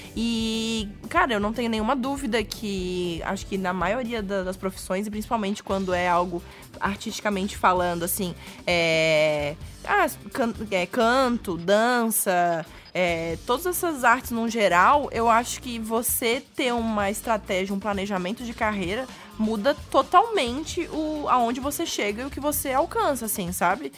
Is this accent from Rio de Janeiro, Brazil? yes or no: no; Florianópolis, Santa Catarina, Brazil; moved away as an adult; now in São Paulo, Brazil; sou de Florianópolis.